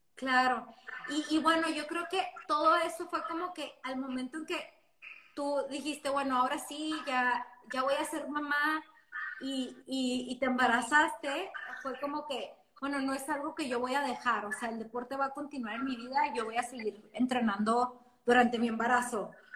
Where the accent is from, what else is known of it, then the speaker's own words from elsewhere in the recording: Ciudad Juárez, Chihuahua, Mexico; las dos somos de Juárez